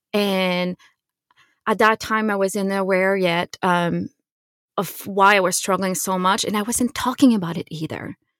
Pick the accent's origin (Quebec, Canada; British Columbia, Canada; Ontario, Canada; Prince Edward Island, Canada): Quebec, Canada; I grew up in Quebec, in Canada